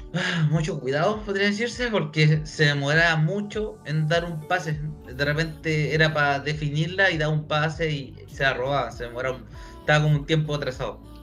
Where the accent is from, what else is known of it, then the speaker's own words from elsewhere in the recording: Chile; soy chileno, weón, soy chileno, weón. Ah, no soy argentino por si acaso